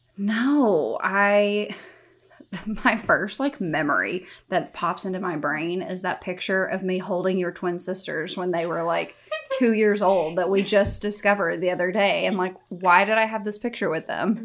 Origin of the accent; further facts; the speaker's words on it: Corsicana, Texas, United States; moved away as an adult; also born or lived in New York; born and raised in Corsicana, Texas